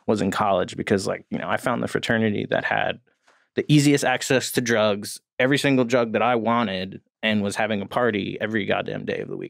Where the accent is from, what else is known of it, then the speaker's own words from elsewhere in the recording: New Jersey, United States; I grew up in New Jersey.